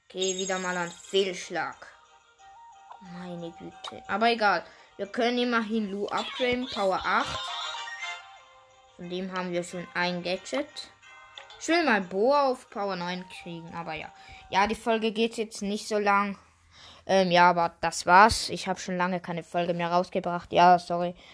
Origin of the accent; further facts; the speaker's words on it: Switzerland; Also, zuerst, wir sind Schweizer, ja, was ihr wissen.